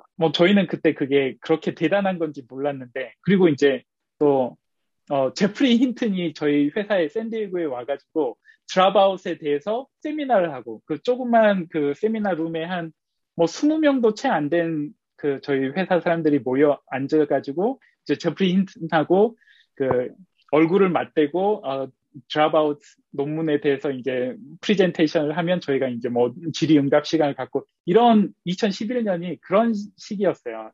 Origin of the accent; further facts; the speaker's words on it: South Korea; moved away as an adult; now in Los Angeles, United States; 한국에서 왔다 보니까 이제 한국에서 미국으로 유학까지 왔는데